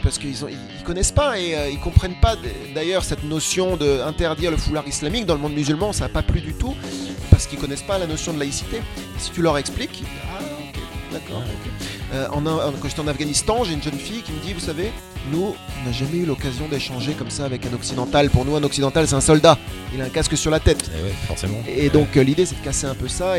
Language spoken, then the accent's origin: French; France; je suis français